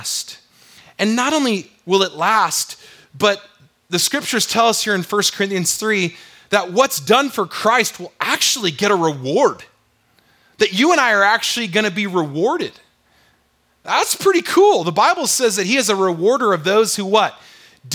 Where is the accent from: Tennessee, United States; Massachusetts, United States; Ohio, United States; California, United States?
California, United States; San Diego; moved away as an adult; also born or lived in Wyoming / Texas; now in Utah, United States; I grew up in La Jolla, California, in San Diego